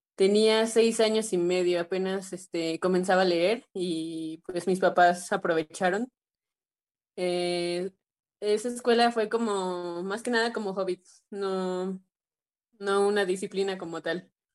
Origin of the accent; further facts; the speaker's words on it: Xalapa, Veracruz, Mexico; mis papás decidieron ingresarme a una escuela de música, eh, el Centro de Iniciación Musical Infantil, que se encuentra en Jalapa